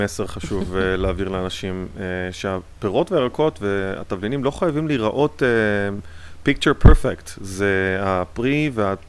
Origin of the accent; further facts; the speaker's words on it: Israel; now in United States; יש לנו ככה מין באופי הישראלי קצת